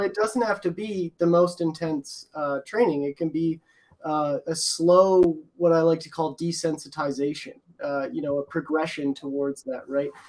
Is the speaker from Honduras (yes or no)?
no; Edmonton, Alberta, Canada; I'm from Edmonton